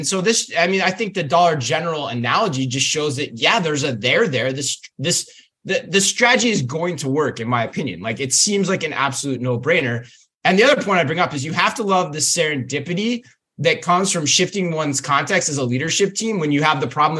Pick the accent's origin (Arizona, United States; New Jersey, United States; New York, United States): Arizona, United States; Jack in the Box, take me back to my days of growing up in Arizona.